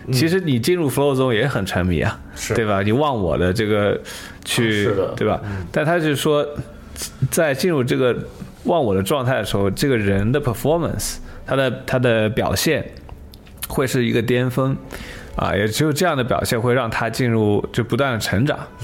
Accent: China; moved away; 我是个中国人

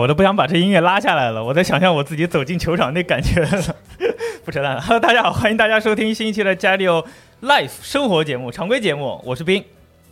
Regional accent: Jiangsu, China; 当时我们老家那个市里好像还是江苏

